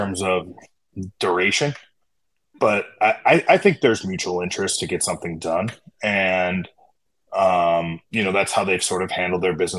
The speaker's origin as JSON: {"language": "English", "town": "Chicago", "region": "Illinois", "country": "United States", "tie": "born or raised there", "said": "I grew up in Chicago. I grew up loving high school basketball in Chicago"}